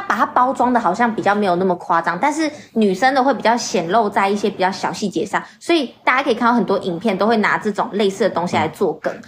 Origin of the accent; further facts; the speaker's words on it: Taiwan; 我们是台湾人的时候，我们听那个口音很快就知道说大陆人、大马人。